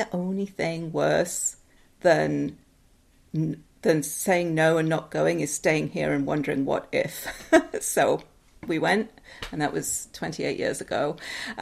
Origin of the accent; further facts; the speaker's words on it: Newcastle upon Tyne, North East England, United Kingdom; moved away as an adult; also born or lived in Seattle, United States; now in United States; So I am originally from England. I'm from Newcastle in the north of England.